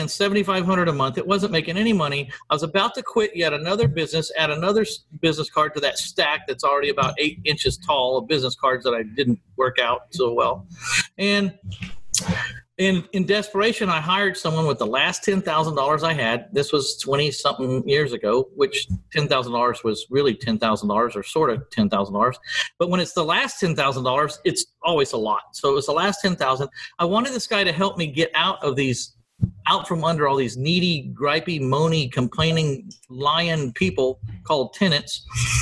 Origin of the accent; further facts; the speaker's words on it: San Antonio, Texas, United States; my hometown of San Antonio, Texas